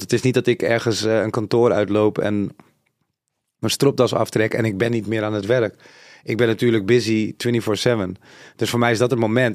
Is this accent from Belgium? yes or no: no; Suriname; Zuid-Amerikaans, ik kom van Suriname.